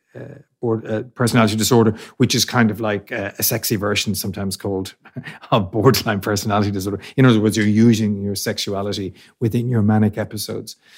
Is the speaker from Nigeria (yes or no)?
no; Ireland; we're Irish